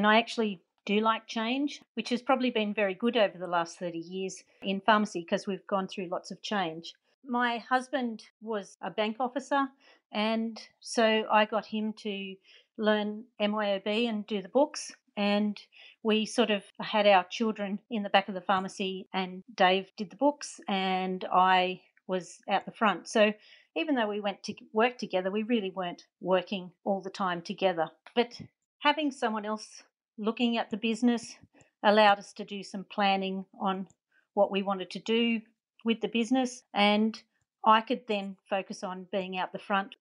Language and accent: English; Barnbar near Tamworth, New South Wales, Australia; also born or lived in Sydney; now in Gunnedah, Australia; I schooled in Barnbar with the whole of 30 children in the school and then went to Tamworth for secondary schooling